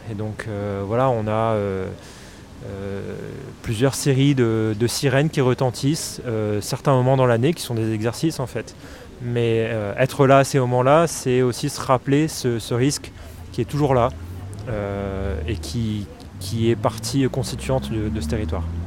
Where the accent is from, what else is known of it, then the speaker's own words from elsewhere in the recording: Réunion; moved away; je suis de La Réunion, donc j'étais là-bas à ce moment-là